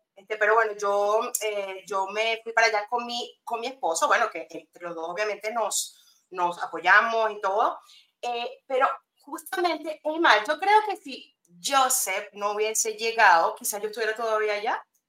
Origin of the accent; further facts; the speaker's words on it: Venezuela; moved away as an adult; also born or lived in England; now in Spain; soy de allá, nacida en Venezuela, pues criada, estudiada, todo